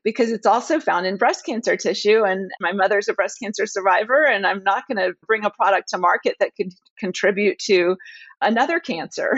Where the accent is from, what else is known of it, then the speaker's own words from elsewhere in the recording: the South, United States; also born or lived in Dallas, Texas / New Orleans; my heritage, I'm from the South